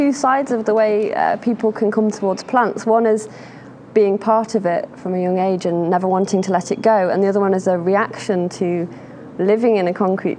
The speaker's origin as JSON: {"language": "English", "region": "Scotland", "country": "United Kingdom", "tie": "born or raised there", "also_born_or_lived": "London", "moved": "as an adult", "said": "So I was brought up in Scotland and in the middle of nowhere in an ancient piece of woodland that's used to stretch all the way to across Europe. So it was a really ancient, lichen-dripping, beautiful tree-based cottage."}